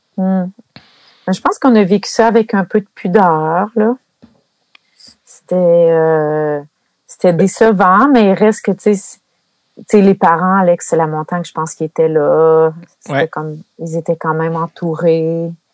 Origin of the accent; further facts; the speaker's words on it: Gracefield, Quebec, Canada; je viens de Gracefield, près de Maniwaki